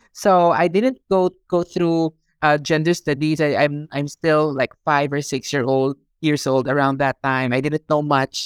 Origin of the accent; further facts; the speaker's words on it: Philippines; moved away as an adult; now in Hong Kong; I was born in the Philippines. I also grew up in the Philippines